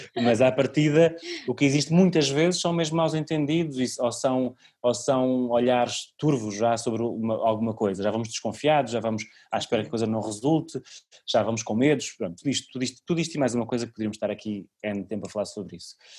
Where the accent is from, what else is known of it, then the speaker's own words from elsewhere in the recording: Cem Soldos, Santarém District, Portugal; meu contributo para a minha aldeia